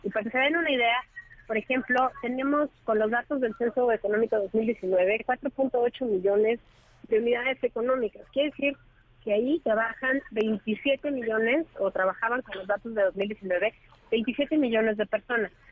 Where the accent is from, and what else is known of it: Mexico